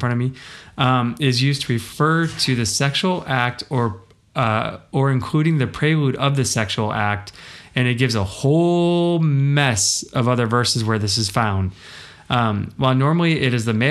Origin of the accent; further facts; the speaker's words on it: United States; I am an American and only read English